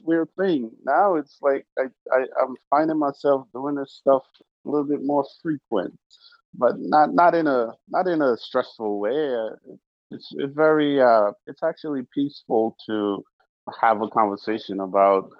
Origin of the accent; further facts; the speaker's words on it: Georgetown, Demerara-Mahaica, Guyana; moved away; I was born in South America, Georgetown, Guyana